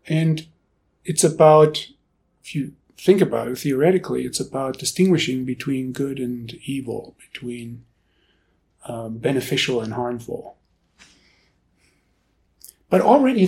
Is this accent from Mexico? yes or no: no; Germany; now in Boulder, United States; I grew up in Germany